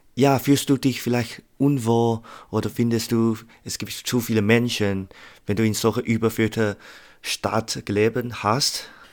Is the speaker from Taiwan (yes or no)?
yes; Taiwan; als eine Taiwanese muss ich schon viele feste Eindrücke von meiner Heimat haben